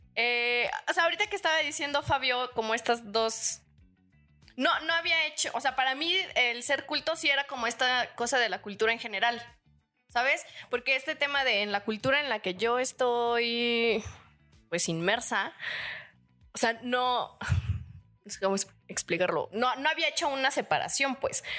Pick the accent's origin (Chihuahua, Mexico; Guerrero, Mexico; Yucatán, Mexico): Guerrero, Mexico; Chilpancingo; born or raised there; moved away